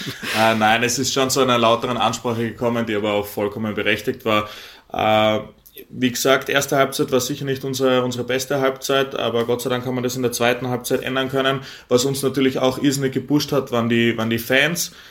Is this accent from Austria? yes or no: yes; Graz, Styria, Austria; moved away as an adult; now in Eisenach, Germany; Ich bin gebürtig, gebürtiger Grazer, bin dort geboren, aufgewachsen